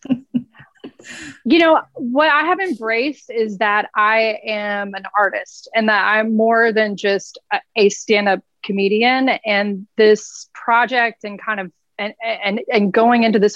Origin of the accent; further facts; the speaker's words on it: Nashville, Tennessee, United States; I'm from Nashville